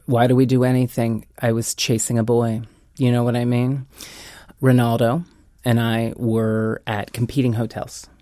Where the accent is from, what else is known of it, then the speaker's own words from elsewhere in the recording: Lawrence, Kansas, United States; moved away as an adult; also born or lived in Los Angeles; I'm born and bred in Lawrence, Kansas. I was a country boy turned city mouse. Uh, when I turned 18, I went to LA with big dreams and no money